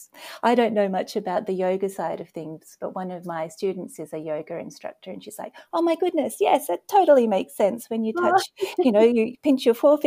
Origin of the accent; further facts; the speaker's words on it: Australia; moved away as an adult; now in Nova Scotia, Canada; You may have heard that I have an accent. So originally I'm from Australia and I'm living now in Nova Scotia, Canada